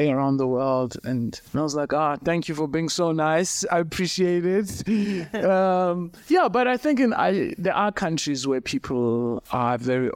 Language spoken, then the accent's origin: English; Tsolo, Eastern Cape, South Africa; I grew up in the Eastern Cape, in a small town called Tsolo.